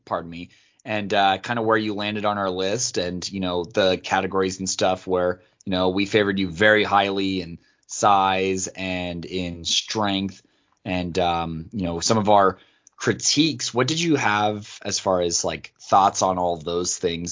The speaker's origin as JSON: {"language": "English", "region": "Colorado", "country": "United States", "tie": "born or raised there", "said": "I grew up born and raised in Colorado, so I grew up a Denver fan"}